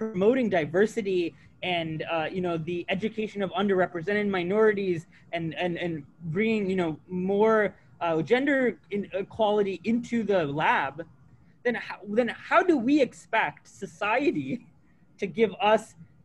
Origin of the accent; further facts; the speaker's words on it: United States; moved away as an adult; also born or lived in Massachusetts; I grew up on the Alabama-Georgia border